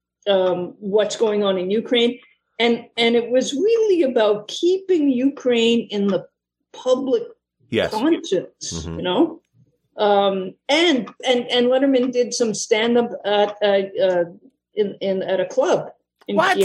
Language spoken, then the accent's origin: English; Montreal, Quebec, Canada; moved away as an adult; also born or lived in Toronto / Jasper / Edmonton; I was born and raised in Montreal. Lived there.